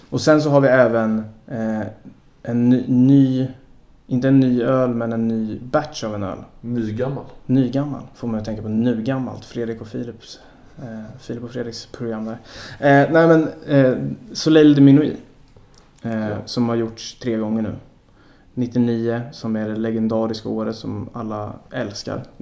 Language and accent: Swedish; Sweden